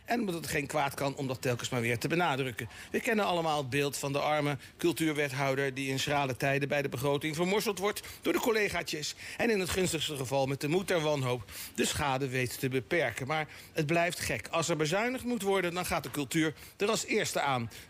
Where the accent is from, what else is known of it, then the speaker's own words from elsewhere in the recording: Delft, South Holland, Netherlands; born there; Ik ben in Delft geboren. Ja, dan ben ik toch Hagenees. Ik ben eh, geboren zelf in de kraamkliniek op de Dullerijweg.